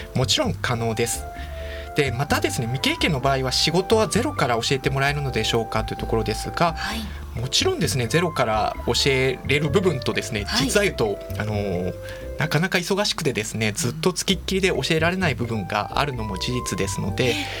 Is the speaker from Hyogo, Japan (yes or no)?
yes; Kansai, Hyogo, Japan; 関西の兵庫県出身ですね